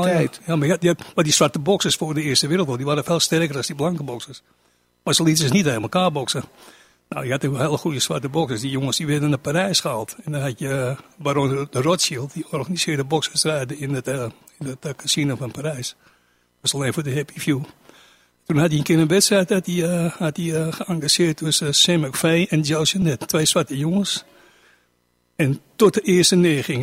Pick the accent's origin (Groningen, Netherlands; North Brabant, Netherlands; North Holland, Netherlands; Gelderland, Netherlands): North Holland, Netherlands; Amsterdam; ik kom uit de Niemarkbuurt